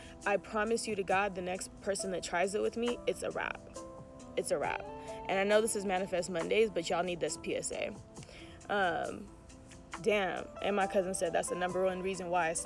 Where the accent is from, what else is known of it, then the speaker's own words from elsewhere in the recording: Oakland, California, United States; I'm still from Oakland.